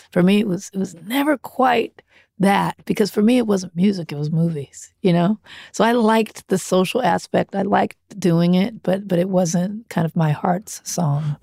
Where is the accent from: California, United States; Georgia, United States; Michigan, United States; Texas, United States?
California, United States; Compton; I grew up in Compton.